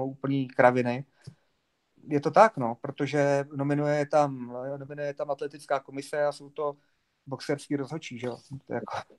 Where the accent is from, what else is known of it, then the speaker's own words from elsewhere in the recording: Bohemia, Czechia; tady u nás v Čechách